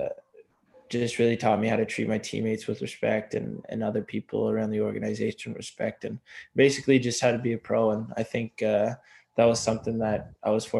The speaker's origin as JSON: {"language": "English", "area": "near Cape Breton", "region": "Nova Scotia", "country": "Canada", "tie": "born or raised there", "said": "I grew up not far from where they played there."}